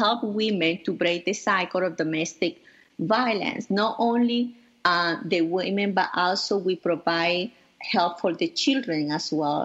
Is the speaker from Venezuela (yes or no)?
yes; Venezuela; moved away as an adult; now in New York, United States; I grew up in Venezuela with my beloved grandparents